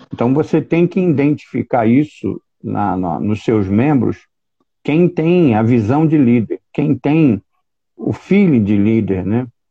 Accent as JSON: {"language": "Portuguese", "town": "São Gonçalo", "region": "Rio de Janeiro", "country": "Brazil", "tie": "born or raised there", "said": "sou oriundo da cidade de São Gonçalo"}